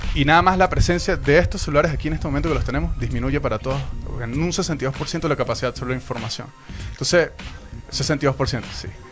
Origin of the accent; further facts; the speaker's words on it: Venezuela; moved away; yo soy inmigrante, soy venezolano